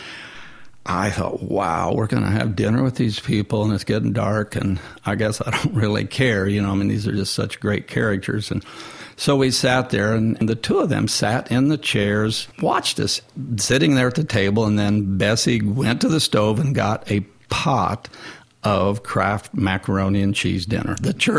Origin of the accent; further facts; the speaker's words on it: Nashville, Tennessee, United States; and I said, I'm from Nashville.